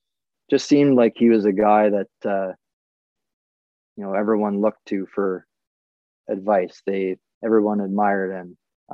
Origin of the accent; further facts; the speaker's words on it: Wyoming, United States; I really look back on my time growing up in Wyoming